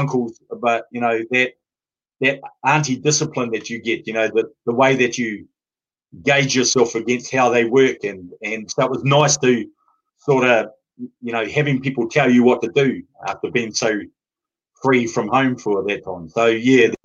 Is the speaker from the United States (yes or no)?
no; New Zealand; moved away as an adult; now in United Kingdom; I've always stood as a Māori man, and not just as a New Zealander